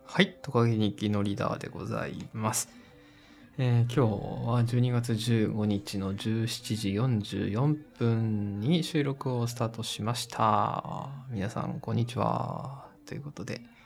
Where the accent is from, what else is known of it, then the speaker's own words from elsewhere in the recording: Koriyama, Fukushima, Japan; 私が住んでた福島の、あの、郡山というところで